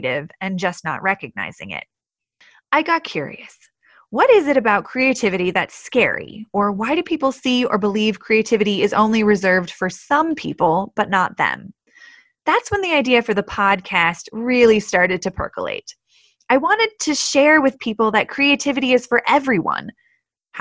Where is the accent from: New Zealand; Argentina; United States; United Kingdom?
United States; Portland, Oregon; moved away as an adult; also born or lived in New York City / Colorado; I grew up in the Pacific Northwest in Portland, Oregon, where I spent most of my childhood